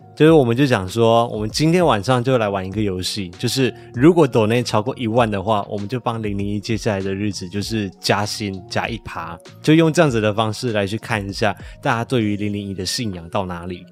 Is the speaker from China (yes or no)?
no; Malaysia; now in Taiwan; 我的老家，也就是马来西亚